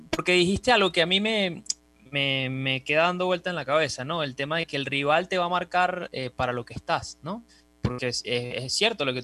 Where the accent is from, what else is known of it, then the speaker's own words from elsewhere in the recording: Venezuela; de alguna manera somos venezolanos y queremos que, todo es lo nuestro